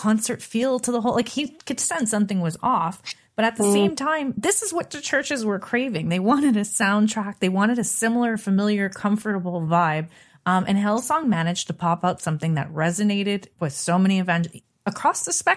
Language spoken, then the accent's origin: English; Canada; I'm from Canada